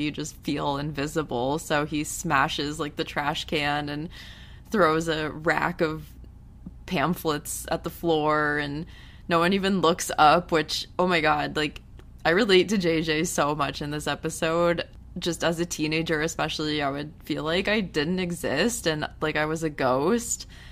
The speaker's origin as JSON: {"language": "English", "country": "United States", "said": "coming from an American where it's pretty bad here, too"}